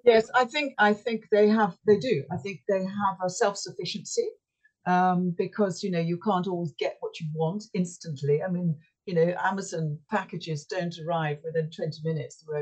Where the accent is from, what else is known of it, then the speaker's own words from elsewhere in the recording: Yorkshire and the Humber, United Kingdom; moved away; I come from Yorkshire